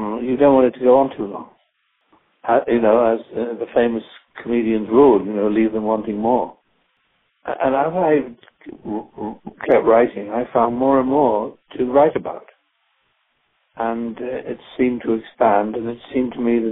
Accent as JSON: {"language": "English", "country": "United Kingdom", "moved": "yes", "lives_now": "United States", "said": "I come from Britain, where the National Health Service is in a state of collapse"}